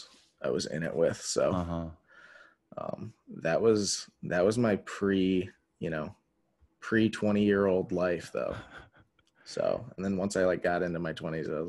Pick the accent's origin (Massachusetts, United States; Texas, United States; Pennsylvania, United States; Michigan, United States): Michigan, United States; West Branch; born or raised there; also born or lived in Dearborn, Michigan